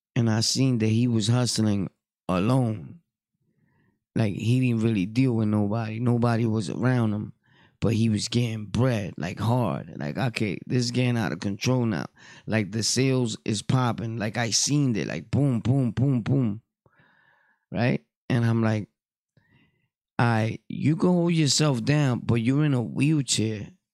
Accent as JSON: {"language": "English", "town": "New York City", "region": "New York", "country": "United States", "tie": "born or raised there", "said": "I'm from Brooklyn, born and raised"}